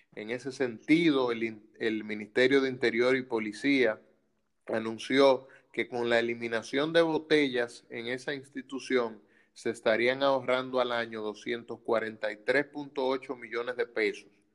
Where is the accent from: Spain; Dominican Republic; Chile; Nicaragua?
Dominican Republic; como dominicanos